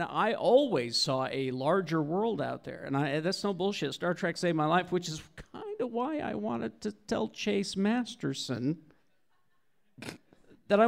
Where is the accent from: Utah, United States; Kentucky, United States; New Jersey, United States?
Utah, United States; Spanish Fork; I grew up in a very small farming community. I mean, I was raised on a farm, Spanish Fork, Salem